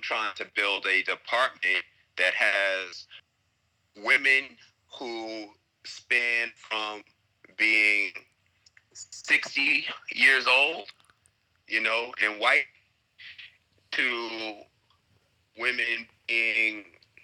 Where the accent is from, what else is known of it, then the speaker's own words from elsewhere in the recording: Long Island, New York, United States; moved away as an adult; also born or lived in Brooklyn, New York / Chicago; now in Abu Dhabi, United Arab Emirates; I was raised in Long Island